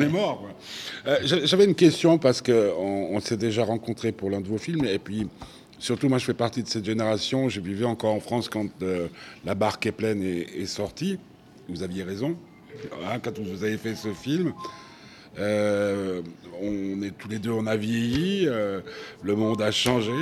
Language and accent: French; Switzerland; chez nous, hein, chez nous en Suisse